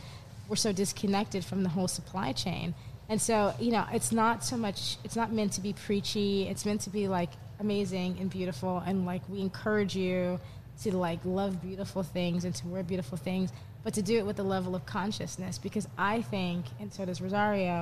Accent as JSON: {"language": "English", "region": "New York", "country": "United States", "tie": "born or raised there", "said": "I grew up in New York"}